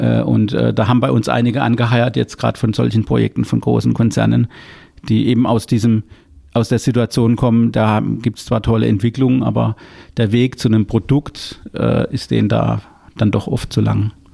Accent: Baden-Württemberg, Germany; ich bin ja Badener

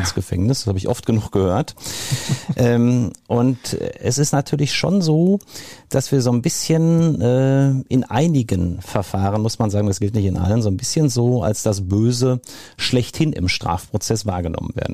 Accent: Marl, North Rhine-Westphalia, Germany; also born or lived in Marburg; Ich komme aus dem Ruhrgebiet, bin in Marl geboren, habe zwischendurch in Marburg an der Lahn gewohnt und studiert und hatte aber immer vor, zurückzugehen

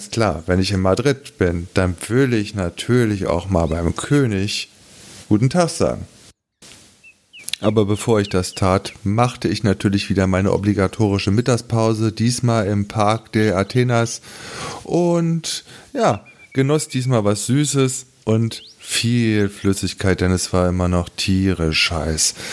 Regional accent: Berlin, Germany; Und da merkt man dann als Berliner verdammter Mist, in Berlin ist eine Menge im Zweiten Weltkrieg kaputt gegangen

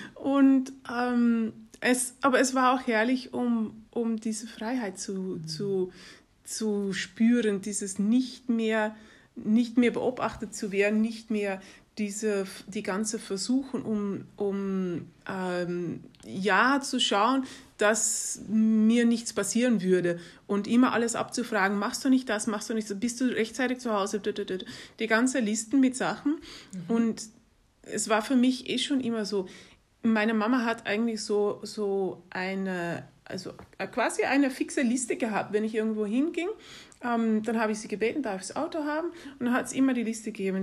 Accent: Netherlands; moved away; also born or lived in Germany / Greece / Turkey / England; meine Eltern sind holländisch und also ich bin in, in Holland groß geworden

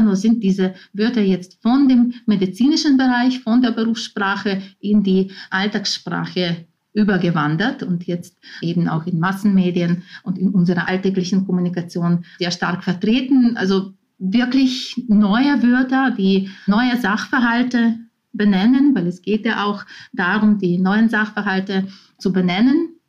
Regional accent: Ukraine; first language Ukrainian; German is a second language; now in Vienna, Austria; in meiner Muttersprache, dem Ukrainischen

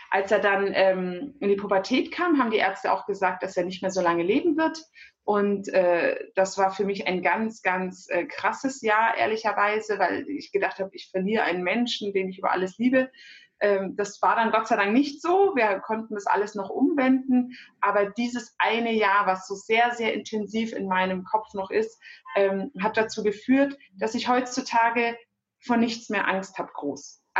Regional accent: Germany; Meine Eltern sind sehr, sehr früh nach Deutschland gekommen aus der Türkei für ein besseres Leben. Äh, ich bin hier geboren, hier aufgewachsen

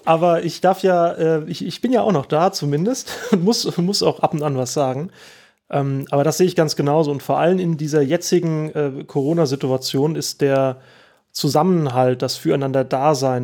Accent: Oestrich-Winkel, Hesse, Germany; ich bin hier aufgewachsen

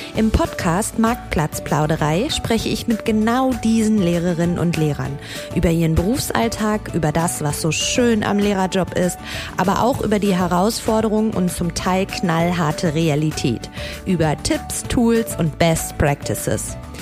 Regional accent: North Rhine-Westphalia, Germany; Meine Heimat

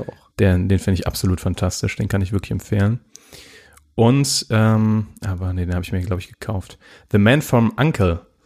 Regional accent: Germany; wir als Deutsche

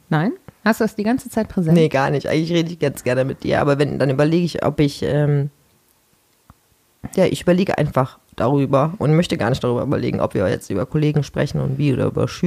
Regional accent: Mönchengladbach, North Rhine-Westphalia, Germany; Ich komme aus Mönchengladbach.

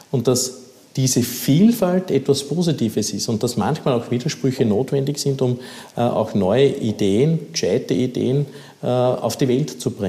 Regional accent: Upper Austria, Austria; Ich habe das selber miterlebt in meiner Heimatgemeinde, was die Welser Westspange betroffen hat.

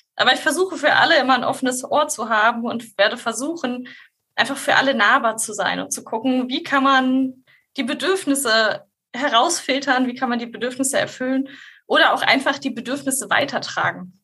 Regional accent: Hildesheim, Lower Saxony, Germany; ich komme ursprünglich äh, aus Hildesheim

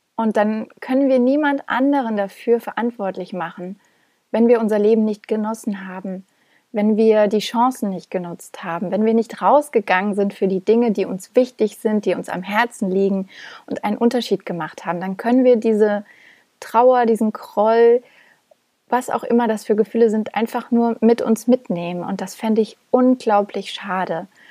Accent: Thuringia, Germany; moved away; nach Thüringen gefahren bin, da wo ich herkomme und da wo meine Familie lebt

